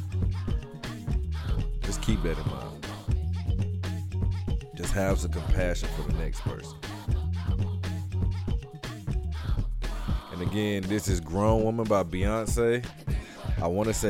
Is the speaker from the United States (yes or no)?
yes; Atlanta, Georgia, United States; I am from Atlanta.